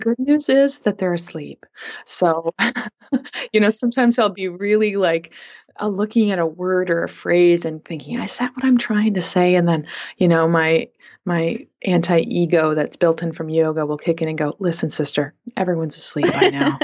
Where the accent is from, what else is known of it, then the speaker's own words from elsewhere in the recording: Flint, Michigan, United States; growing up in Flint, Michigan